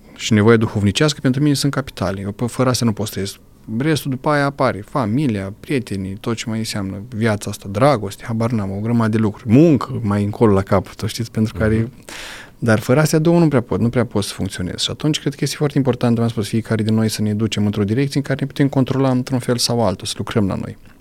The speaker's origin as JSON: {"language": "Romanian", "country": "Romania", "said": "la noi în sat acolo"}